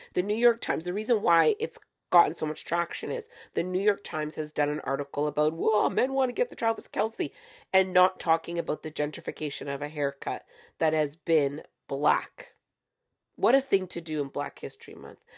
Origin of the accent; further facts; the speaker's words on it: Canada; I'm from Canada